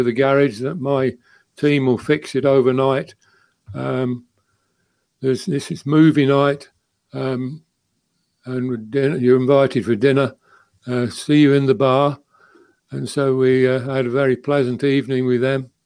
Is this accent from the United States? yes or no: no; United Kingdom; being British